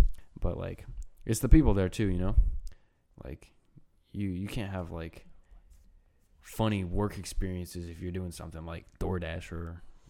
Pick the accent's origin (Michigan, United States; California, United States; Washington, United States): Washington, United States; Spokane; born or raised there; also born or lived in Stolin, Belarus